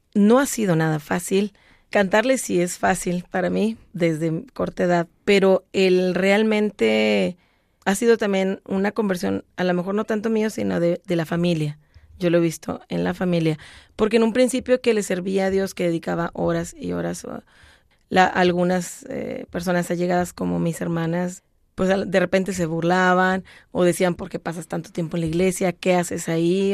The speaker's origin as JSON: {"language": "Spanish", "town": "Monterrey", "region": "Nuevo León", "country": "Mexico", "tie": "born or raised there", "said": "aprendí a tocar guitarra y mandolina en mi ciudad natal, Monterrey, Nuevo León, México"}